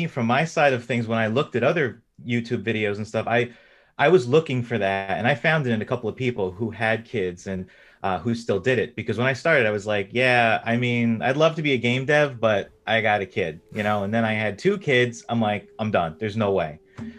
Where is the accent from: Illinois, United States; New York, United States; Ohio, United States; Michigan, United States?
New York, United States; I'm from the East Coast in the United States. So I grew up in New York.